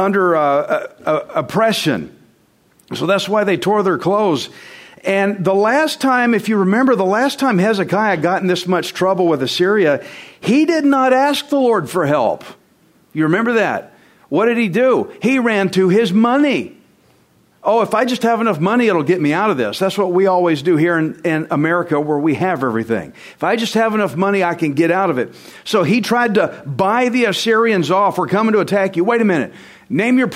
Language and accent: English; Texas, United States; I'm Texan